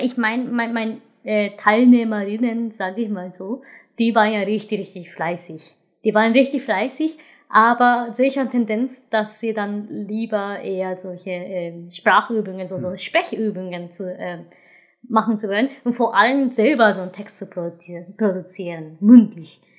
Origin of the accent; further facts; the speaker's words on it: Japan; German is a second language; now in Germany; Also ich bin Japanerin, ich, ich komme aus diesem Land.